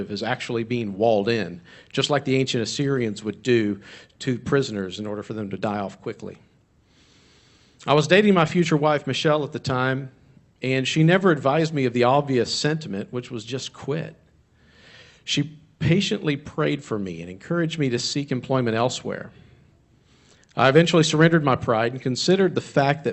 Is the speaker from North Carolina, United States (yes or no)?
yes; Charlotte, North Carolina, United States; moved away as an adult; now in Virginia, United States; I grew up in North Carolina near Charlotte area, Lake Norman area